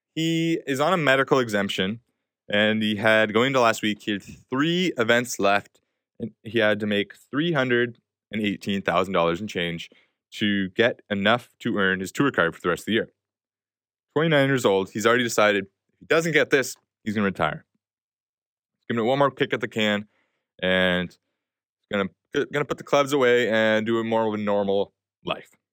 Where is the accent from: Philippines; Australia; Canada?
Canada; as a Canadian